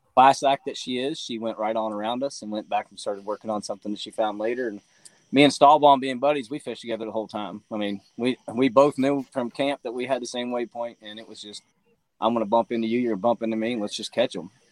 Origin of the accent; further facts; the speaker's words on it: Tennessee, United States; I'm from Tennessee